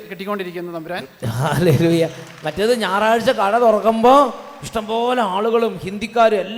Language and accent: Malayalam; Kottayam, Kerala, India; ഞാൻ കോട്ടയത്ത് നിന്ന് വരുന്നു ലൂർദ് പള്ളി ഇടവകയാണ്